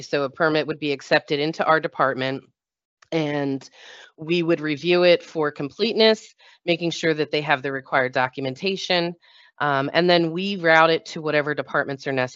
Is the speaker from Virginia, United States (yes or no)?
no; New Jersey, United States; I'm from New Jersey